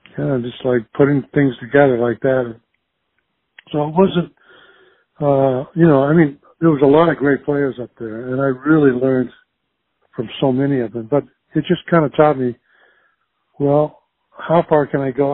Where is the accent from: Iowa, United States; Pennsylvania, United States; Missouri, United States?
Iowa, United States; Earlham and Jefferson; moved away as an adult; also born or lived in Des Moines, Iowa; I was born in Des Moines and raised uh, in Earlham, and Jefferson, Iowa, small little farming communities